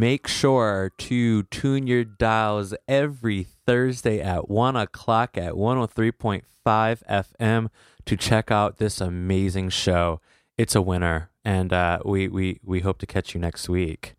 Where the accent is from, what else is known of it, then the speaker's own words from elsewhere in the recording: United States; As an American